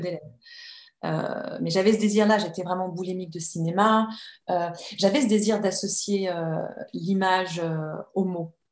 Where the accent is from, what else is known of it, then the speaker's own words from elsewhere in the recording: Annecy, Auvergne-Rhône-Alpes, France; j'ai grandi à Annecy, entre les lacs et les montagnes.